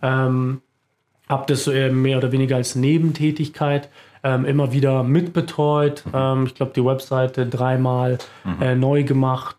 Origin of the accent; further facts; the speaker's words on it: Munich, Bavaria, Germany; moved away as an adult; also born or lived in Augsburg area; now in near Augsburg, Germany; Ich bin äh, Münchner Kindl, äh, bin in München geboren